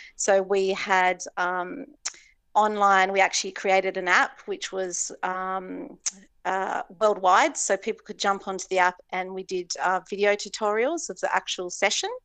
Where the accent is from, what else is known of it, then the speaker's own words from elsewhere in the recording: Hobart, Tasmania, Australia; also born or lived in Cayman Islands; now in Noosa, Australia; I grew up in Hobart